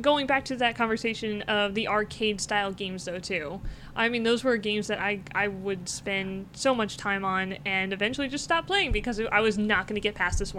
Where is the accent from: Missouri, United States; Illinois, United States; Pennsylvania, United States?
Missouri, United States; Jefferson City; now in Kansas City, United States; I'm from Jefferson City.